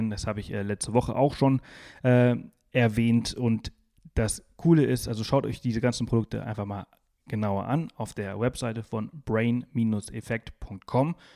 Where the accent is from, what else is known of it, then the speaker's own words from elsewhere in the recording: Balearic Islands, Spain; Ich, ich komme aus Mallorca, deswegen sind das meine ehemaligen Nachbarn.